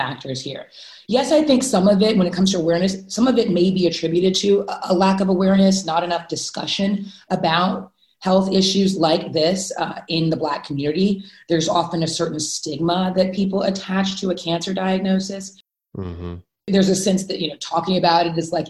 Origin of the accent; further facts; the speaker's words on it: Houston, Texas, United States; I grew up in Houston, Texas